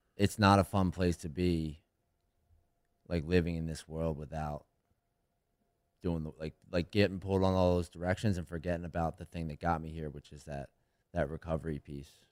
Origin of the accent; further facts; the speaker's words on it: right outside of Philadelphia, Pennsylvania, United States; I grew up right outside of Philly